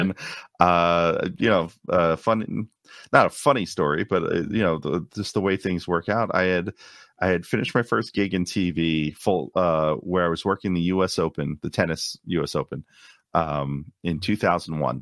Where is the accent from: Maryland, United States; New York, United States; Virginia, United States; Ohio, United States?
New York, United States; New York City; moved away as an adult; also born or lived in Long Island, New York; now in Orlando, United States; a native of Queens, uh, so a Queens native, I grew up in New York.